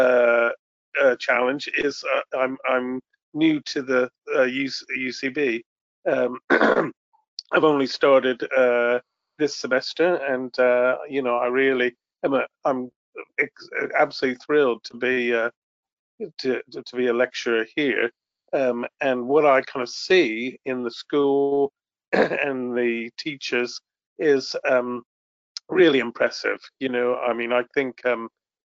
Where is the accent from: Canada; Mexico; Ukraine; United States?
United States; New York; moved away as an adult; also born or lived in California; now in United Kingdom; I'm from the States. I'm from New York originally. I've been in this country for 25 years